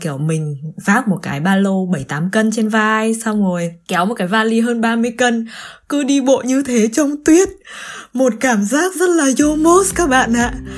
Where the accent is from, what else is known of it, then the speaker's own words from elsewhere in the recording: Vietnam; moved away as an adult; now in Germany; mình từ vừa từ Việt Nam quay trở lại Đức sau cái chuyến thăm nhà Tết